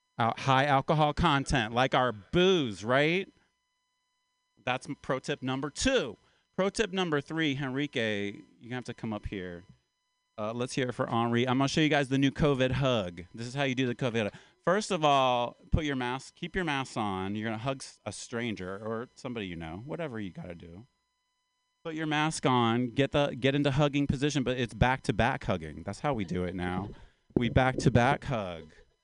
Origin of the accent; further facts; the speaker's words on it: Appalachia, United States; My pronouns are yes, sir, and no, ma'am. Because I'm from Appalachia. I'm kind of from the South. I'm an Appalachian man.